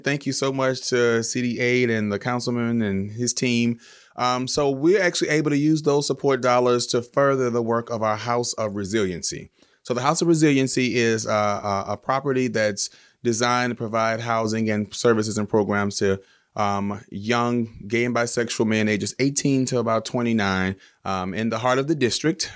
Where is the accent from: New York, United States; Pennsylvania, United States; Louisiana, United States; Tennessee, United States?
Louisiana, United States; Baton Rouge; moved away as an adult; now in Los Angeles, United States; I'm from Baton Rouge, Louisiana, and I moved to Los Angeles, uh, ten years ago as an actor